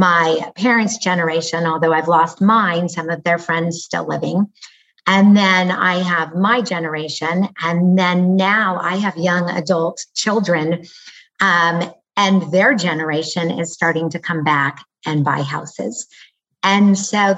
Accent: Lafayette, California, United States; I grew up in Lafayette, California. So here I am back in the same city that I have lived most

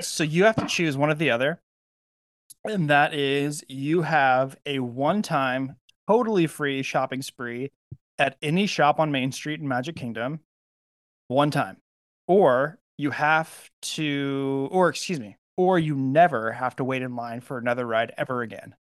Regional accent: California, United States; I'm from California

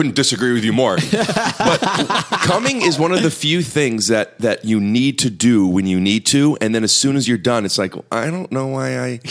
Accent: Cleveland, Ohio, United States; born or raised there

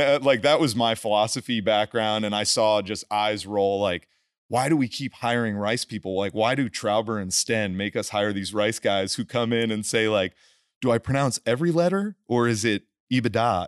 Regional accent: New Jersey, United States; moved away as an adult; also born or lived in Houston / Los Angeles; I'm a kid from New Jersey, played football

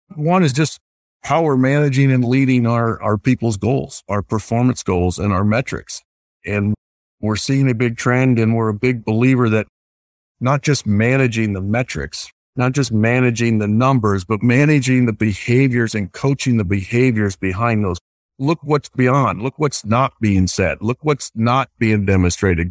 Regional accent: Iowa, United States; I grew up in the Midwest. So I, I grew up in a small rural uh, community in the state of Iowa

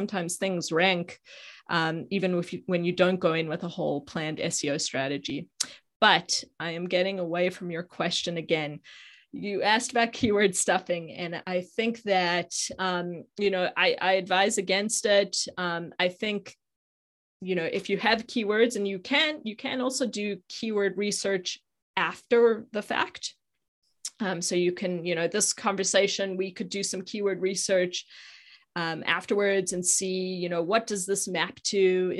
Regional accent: Johannesburg, Gauteng, South Africa; now in United States; Yeah, so I grew up in South Africa. In Johannesburg, but have been in the US for 23 years, so I've been here a long time.

